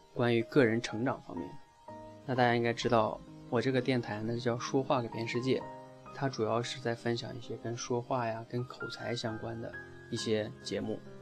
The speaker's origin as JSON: {"language": "Chinese", "country": "China", "said": "我们出生在中国，身边，然后所有的电视，所有的节目全是在讲汉语"}